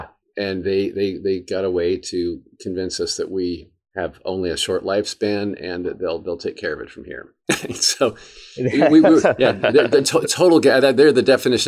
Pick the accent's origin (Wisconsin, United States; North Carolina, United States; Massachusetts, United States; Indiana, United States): Indiana, United States; Indianapolis; I grew up in Indianapolis, Indiana.